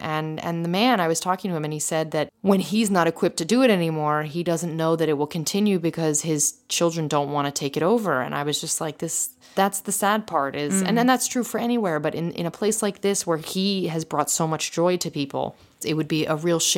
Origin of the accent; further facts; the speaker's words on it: France; surprising mostly because I come from France, where Paris in particular, people are not so inclined to help.